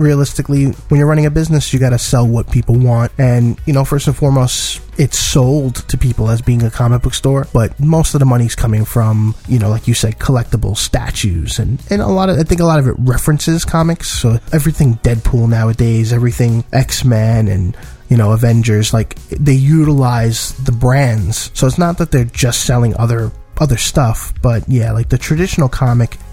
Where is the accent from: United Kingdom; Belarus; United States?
United States; New York City, New York; I was born and raised in Brooklyn, New York